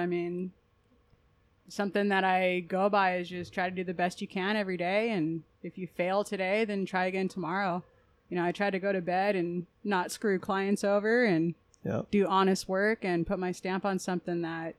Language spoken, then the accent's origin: English; Southern California, United States; I'm from Southern California